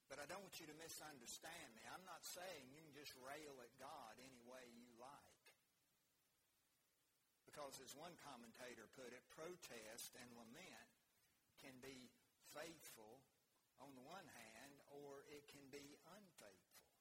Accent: United States

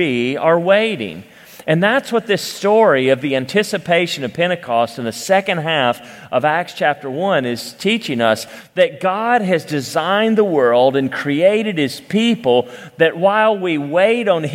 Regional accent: Cleveland, Tennessee, United States; I grew up in Cleveland, Tennessee

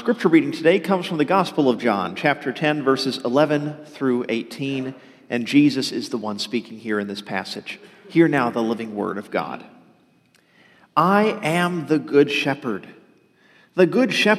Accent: outside of Dallas, Texas, United States; also born or lived in southern Louisiana (family ancestry); I was born in Texas, outside of Dallas, actually, but most of my family for several generations have come from the southern Louisiana area

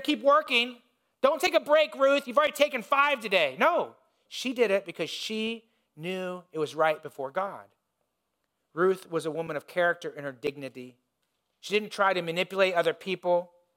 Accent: Indiana, United States; when I was growing up, I grew up in Indiana

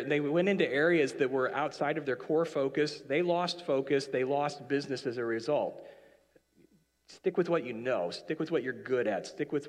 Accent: Canada; So when you now, as a Canadian, went into Horton's, it took too long to get your drink

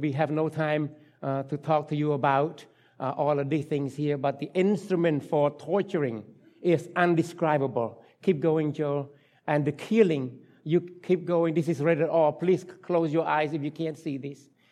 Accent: Cambodia; English is a second language; moved away; English, uh, language is not my, my, my mother tongue. I was born and raised in Cambodia

